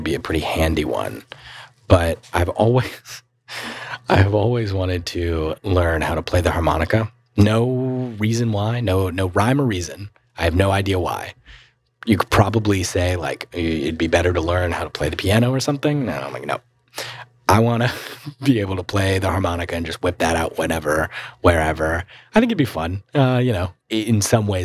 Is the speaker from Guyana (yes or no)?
no; Mooresville, North Carolina, United States; growing up in Mooresville, you're surrounded by cars